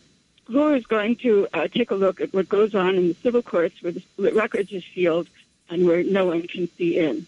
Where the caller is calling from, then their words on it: New York City, New York, United States; I'm calling from Queens